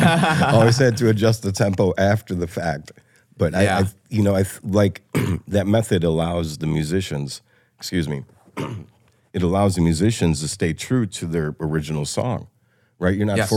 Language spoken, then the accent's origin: English; Illinois, United States; Oh, I grew up near Chicago, so I'm a huge Bulls fan.